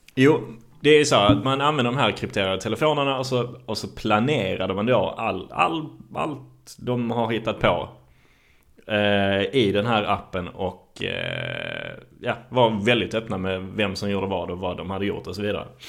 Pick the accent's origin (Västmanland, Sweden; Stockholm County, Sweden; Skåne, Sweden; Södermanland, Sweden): Skåne, Sweden; Malmö; det var min uppväxt på Lindängen